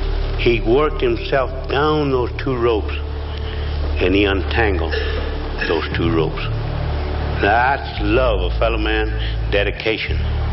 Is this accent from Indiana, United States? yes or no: no; Cuero, Texas, United States; also born or lived in El Campo, Texas; I was born in Cuero, the turkey capital of the world.